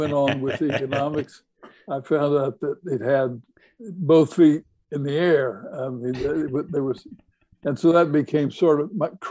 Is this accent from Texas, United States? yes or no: yes; Texas, United States; growing up in Texas